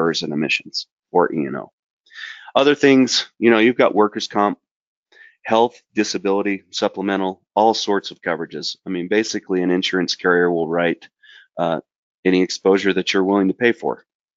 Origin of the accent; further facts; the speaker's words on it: southern Utah, United States; I grew up in southern Utah in the Red Deserts, but I live in northern Utah now